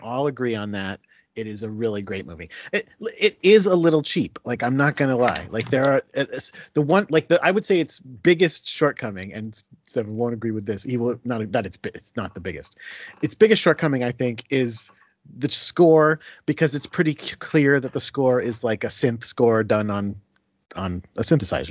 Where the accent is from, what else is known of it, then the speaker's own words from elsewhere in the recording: Connecticut, United States; moved away as an adult; also born or lived in Binghamton, New York; now in New York City, United States; I was raised, uh, born and raised in Connecticut